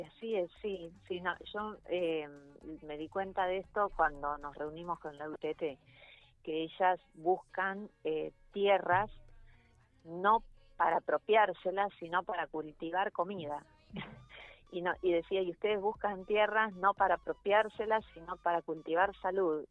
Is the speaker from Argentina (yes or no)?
yes; Buenos Aires, Argentina; yo vivo... yo vivo, soy porteña